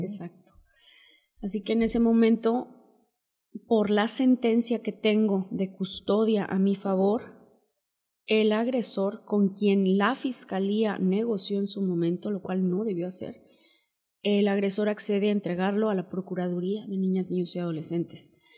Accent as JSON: {"language": "Spanish", "area": "Huasteca Potosina", "region": "San Luis Potosí", "country": "Mexico", "moved": "yes", "said": "Somos de origen náhuatl, somos de la Huasteca Potosina, somos una familia muy unida."}